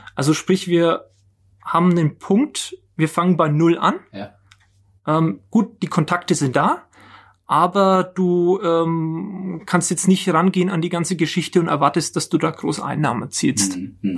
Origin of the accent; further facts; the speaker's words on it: Nuremberg, Bavaria, Germany; ich bin, bin gebürtiger Nürnberger, hab hier, war hier in der Schule, habe hier studiert